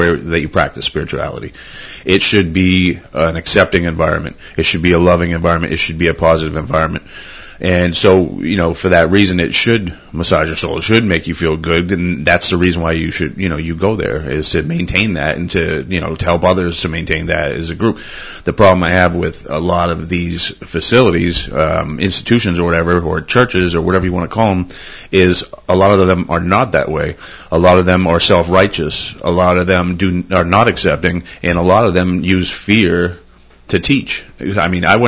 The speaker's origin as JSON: {"language": "English", "town": "New Ipswich", "region": "New Hampshire", "country": "United States", "tie": "born or raised there", "said": "New Ipswich, New Hampshire, which is my hometown"}